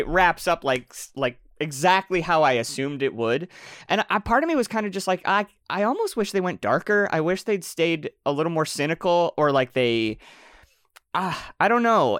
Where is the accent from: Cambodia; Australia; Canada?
Canada; I'm Canadian